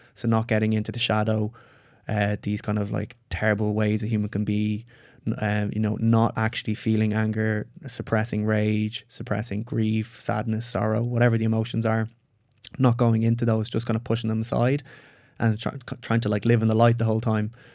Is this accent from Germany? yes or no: no; Ireland; I'm Irish.